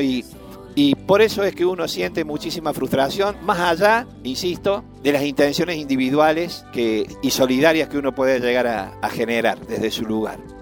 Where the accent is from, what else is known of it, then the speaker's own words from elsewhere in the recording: Deán Funes, Córdoba, Argentina; soy de Dianfunes, del noroeste cordobés